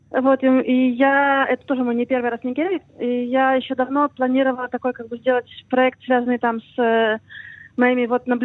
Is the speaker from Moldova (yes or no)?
no; Ukraine; now in Israel; как бы я из, из Украины и родилась на Израиле, мы живем в Израиле.